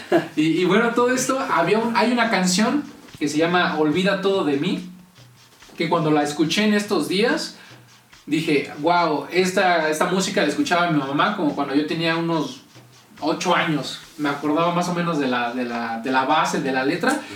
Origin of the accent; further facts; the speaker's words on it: Mexico; aquí en México, que es como lo irónico, ¿no? Que somos mexicanos orgullosos de nuestras raíces